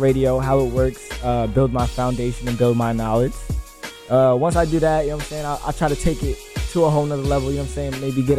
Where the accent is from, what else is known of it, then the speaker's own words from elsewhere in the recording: New York, United States; now in Philadelphia, United States; Right now, I'm based out of Philly. I'm from New York